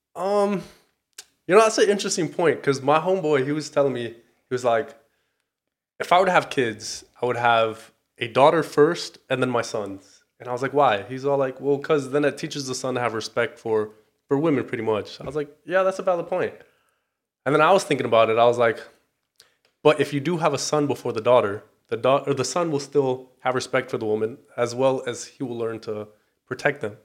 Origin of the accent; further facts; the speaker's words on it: Torrance, California, United States; I am from the South Bay, Torrance, California